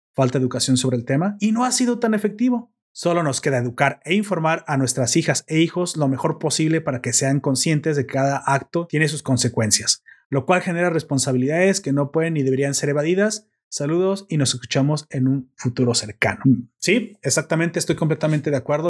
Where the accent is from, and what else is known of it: Mexico